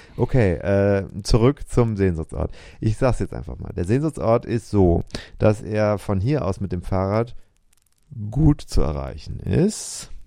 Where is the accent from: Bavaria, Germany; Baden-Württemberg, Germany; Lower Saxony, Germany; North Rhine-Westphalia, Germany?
North Rhine-Westphalia, Germany; the area around Cologne / Siebengebirge; ich bin ja in der Gegend groß geworden